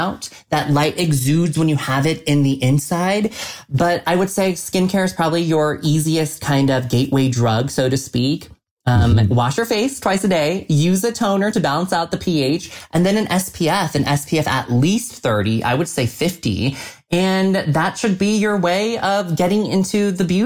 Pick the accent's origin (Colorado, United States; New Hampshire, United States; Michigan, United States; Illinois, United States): Colorado, United States; Colorado Springs; growing up in Colorado Springs, Colorado, and being the lone Asian face